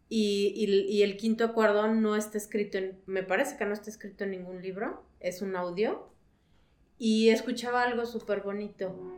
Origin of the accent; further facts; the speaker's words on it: León, Guanajuato, Mexico; soy de León, Guanajuato